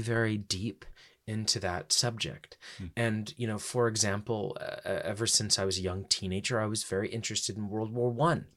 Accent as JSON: {"language": "English", "country": "United States", "said": "then I decided to go back home to America"}